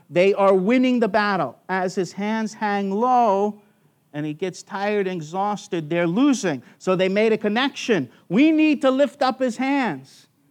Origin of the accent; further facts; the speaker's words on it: United States; now in Australia; I'm an American who became an Australian citizen by choice.